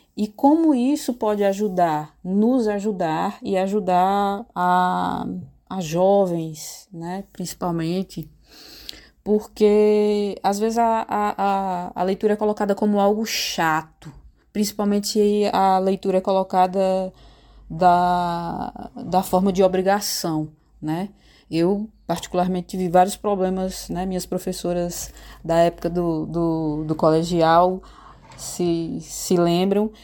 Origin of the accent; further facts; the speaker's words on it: Pedra, Pernambuco, Brazil; somos conterrâneos, né? Dessa cidade maravilhosa